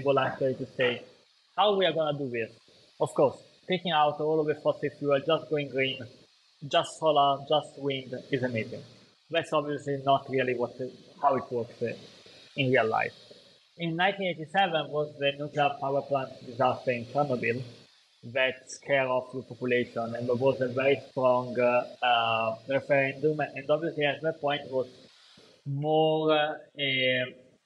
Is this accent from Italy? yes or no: yes; Italy